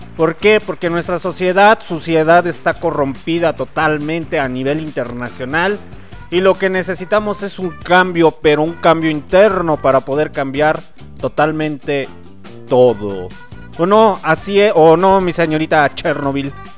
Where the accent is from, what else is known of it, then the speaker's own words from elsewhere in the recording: Mexico; Somos mexicanos, recuerden que somos mexicanos